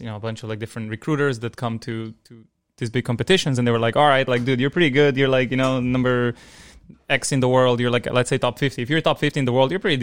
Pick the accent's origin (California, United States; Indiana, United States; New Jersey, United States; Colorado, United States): New Jersey, United States; Newark; I grew up in Newark.